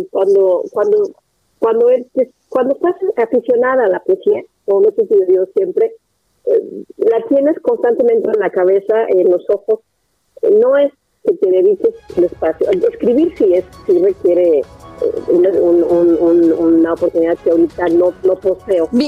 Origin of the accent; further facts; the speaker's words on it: Nuevo León, Mexico; yo soy de Nuevo León